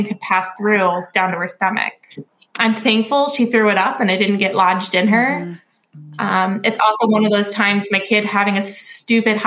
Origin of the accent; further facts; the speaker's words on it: Virginia, United States; I am from Virginia